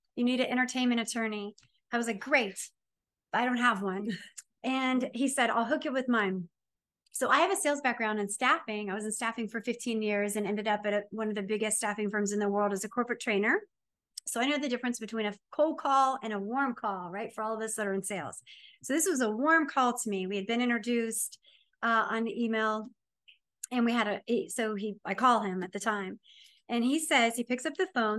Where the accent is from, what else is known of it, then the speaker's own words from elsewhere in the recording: Ohio, United States; I'm from Ohio, it's known for um, fighting and moonshine